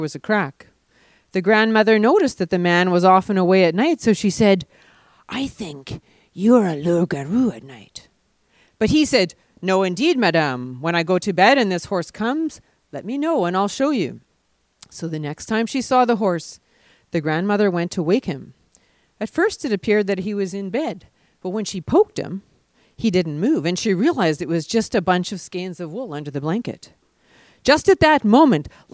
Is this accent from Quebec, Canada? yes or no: no; Ottawa, Ontario, Canada; I grew up in Ottawa hearing the term loup-garou